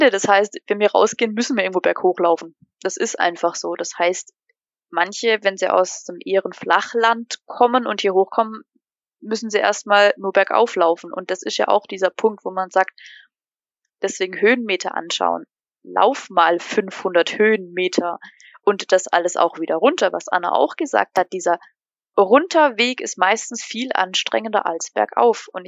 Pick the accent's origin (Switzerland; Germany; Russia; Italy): Switzerland; Basel, Basel-Stadt; Woher kommst du? Aus der Schweiz. Ja, aus Basel.